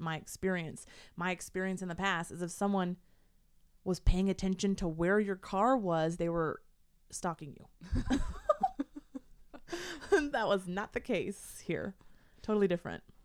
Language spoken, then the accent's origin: English; Portland, United States; moved away as an adult; I grew up in Portland